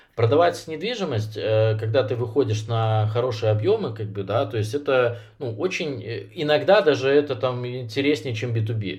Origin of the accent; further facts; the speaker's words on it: Minsk, Belarus; я сам из Минска